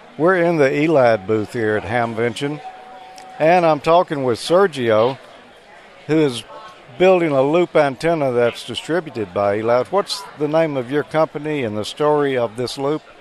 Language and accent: English; the South, United States; I'm from the South.